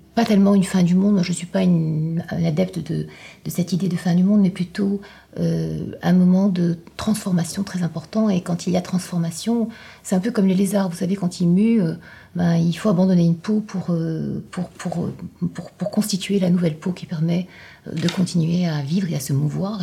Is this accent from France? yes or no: no; Morocco; venant moi-même euh, d'un pays du Sud, je viens du Maroc